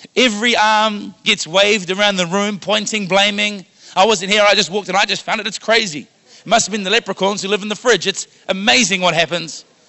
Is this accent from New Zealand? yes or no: yes; Wellington, New Zealand; now in Ottawa, Canada; Growing up in Wellington, New Zealand